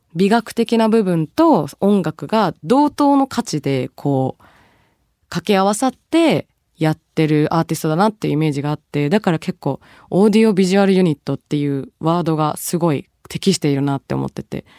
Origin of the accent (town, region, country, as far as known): Tokyo, Japan; born or raised there; also born or lived in Bangladesh